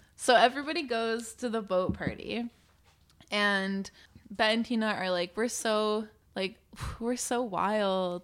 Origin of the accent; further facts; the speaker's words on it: New Brunswick, Canada; I grew up in New Brunswick